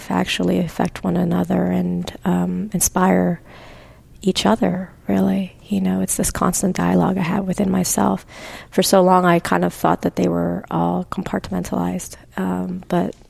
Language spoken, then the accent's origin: English; Pennsylvania, United States; growing up in Pennsylvania